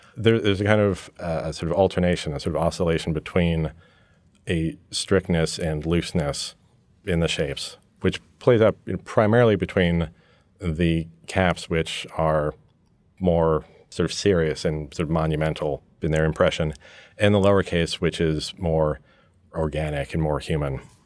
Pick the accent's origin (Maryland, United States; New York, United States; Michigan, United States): New York, United States; also born or lived in England; growing up in New York with an American father and a British mother and spending lots of time back in England. I grew up in this hybrid environment.